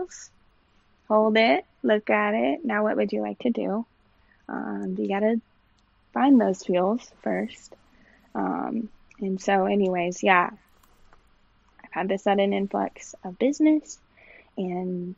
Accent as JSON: {"language": "English", "region": "Texas", "country": "United States", "moved": "as an adult", "lives_now": "Asheville, United States", "said": "We moved here when we got married back in 2013. We're originally from Texas"}